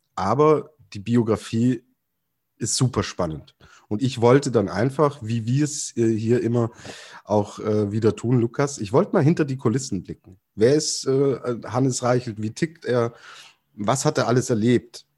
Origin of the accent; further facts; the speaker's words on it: Germany; als Deutscher